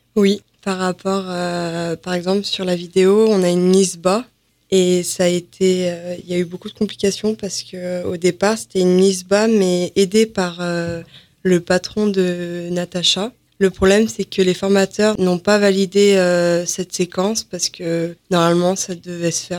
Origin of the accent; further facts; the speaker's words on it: Machézal, Auvergne-Rhône-Alpes, France; je viens de Machizal dans la Loire